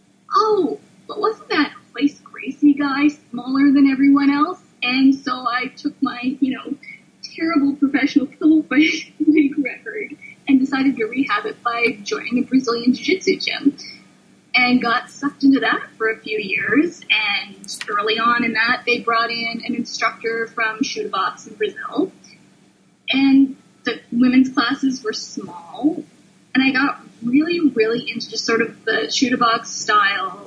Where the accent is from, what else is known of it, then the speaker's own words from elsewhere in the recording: Canada; I'm a Canadian of that generation